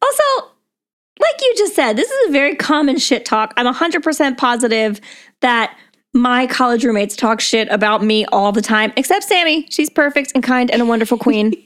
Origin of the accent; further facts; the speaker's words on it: United States; we're from America.